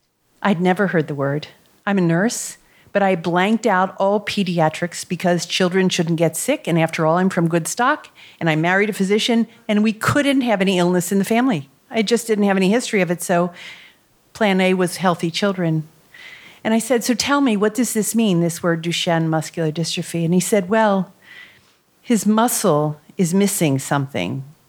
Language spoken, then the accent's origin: English; Middletown, Ohio, United States; I'm from Middletown, Ohio. It's a place you've never heard of, unless you've read the book Hillbilly Elegy. My parents are from Germany.